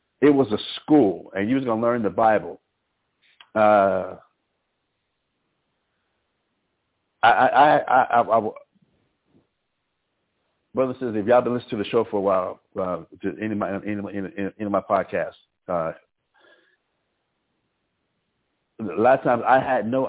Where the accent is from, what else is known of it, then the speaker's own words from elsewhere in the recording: Albuquerque, New Mexico, United States; moved away; also born or lived in Harlem, New York; I grew up in Albuquerque, New Mexico